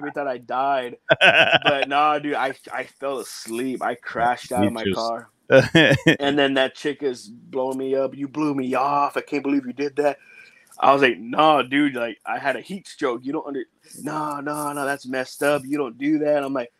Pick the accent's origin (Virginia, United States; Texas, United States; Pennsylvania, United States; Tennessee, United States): Texas, United States; Beeville; because I'm from Beeville, my hometown is Beeville, Texas.